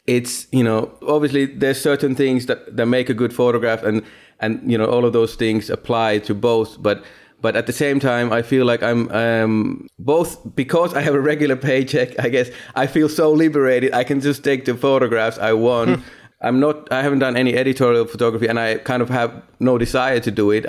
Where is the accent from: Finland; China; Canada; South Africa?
Finland; Eastern Finland; moved away as an adult; also born or lived in London / Hong Kong; now in New York, United States; I'm from originally from Finland, from a very small town in eastern Finland